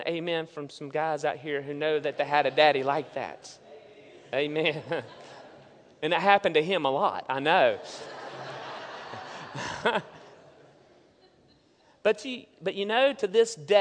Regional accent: Hudson, United States; growing up in Hudson, the very small town

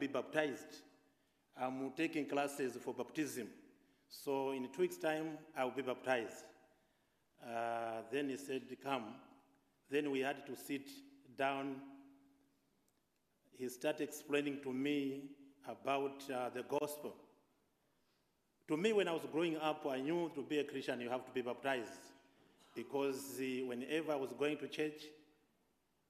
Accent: Malawi; I'm coming from Malawi, Africa

